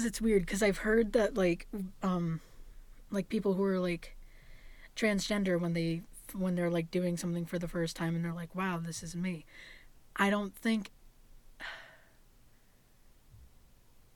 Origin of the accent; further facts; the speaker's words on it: Hudson Falls, New York, United States; I was born in Glens Falls, New York, into a family of five, now eight, and raised in Hudson Falls